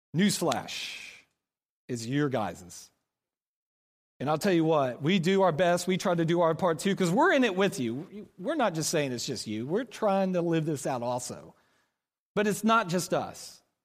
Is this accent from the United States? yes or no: yes; Oklahoma, United States; moved away as an adult; now in Kansas City, United States; we're from Oklahoma.